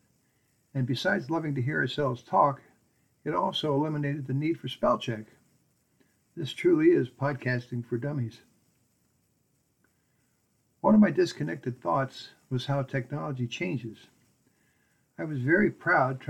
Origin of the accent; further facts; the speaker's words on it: Akron, Ohio, United States; we grew up in North Hill in Akron. The Hill was a very special place for those of us fortunate enough to live there. Even though I was a latecomer, arriving at age 7